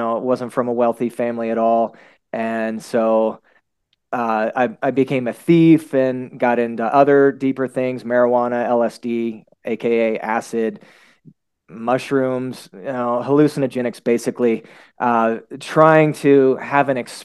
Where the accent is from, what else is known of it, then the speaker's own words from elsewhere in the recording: Houston, Texas, United States; growing up in Houston, it was pretty hardcore